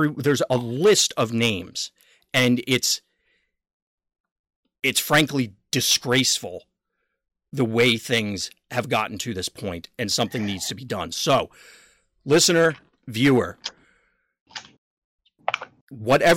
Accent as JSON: {"language": "English", "country": "United States", "said": "I'm an American"}